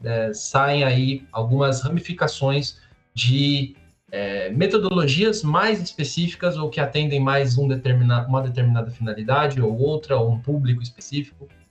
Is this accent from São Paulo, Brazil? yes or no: yes; São Paulo, Brazil; Eu sou de São Paulo, é, tenho 29 anos